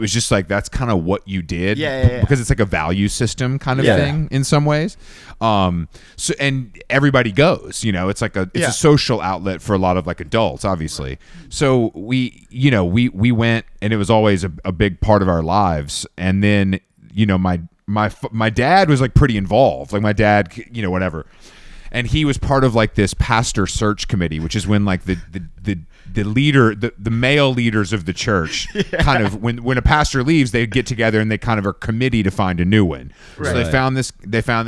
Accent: Atlanta, Georgia, United States; moved away; also born or lived in New York; I'm from Atlanta originally, I'm from the South

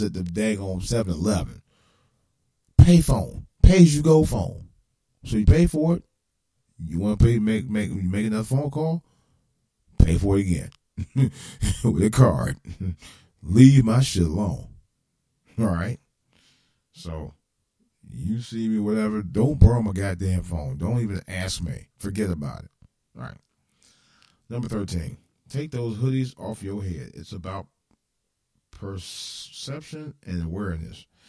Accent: Cleveland, Ohio, United States; this is for my hometown. You never know in the streets of Cleveland

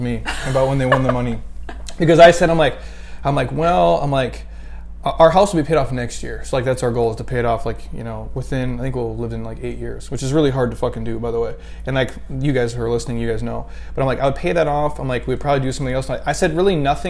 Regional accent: Midwest, United States; moved away; I grew up in the Midwest. Like, we didn't have In-N-Out Burger.

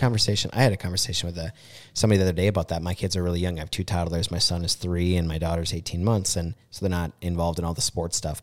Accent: Mankato, Minnesota, United States; I grew up on Van Brunt

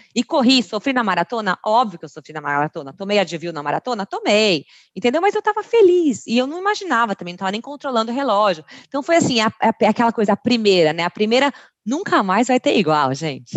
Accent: Brazil; Fui a primeira brasileira da prova

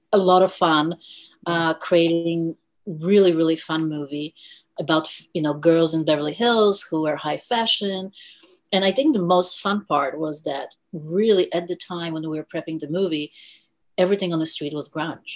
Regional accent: India; also born or lived in Europe / New York; now in Los Angeles, United States; I was born in India

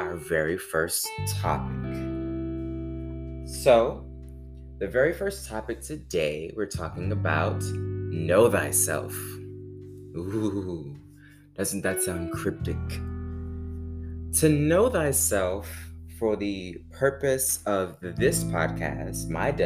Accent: Baton Rouge, Louisiana, United States; moved away as an adult; now in Stone Mountain, United States; I am originally from Baton Rouge, Louisiana

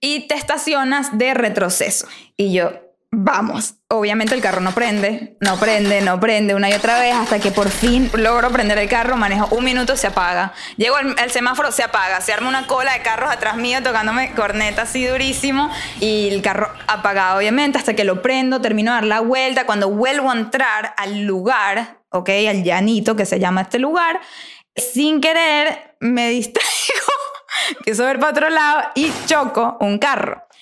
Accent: Venezuela; como buena venezolana

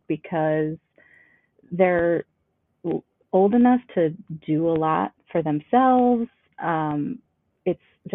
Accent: Cloquet, Minnesota, United States; moved away as an adult; now in Anoka, United States; I grew up in northern Minnesota in Cloquet

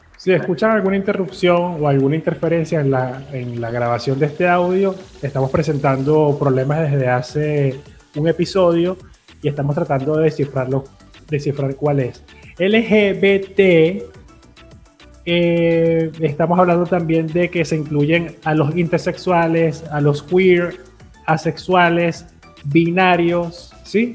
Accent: Venezuela; nuestra particularidad como sociedad venezolana

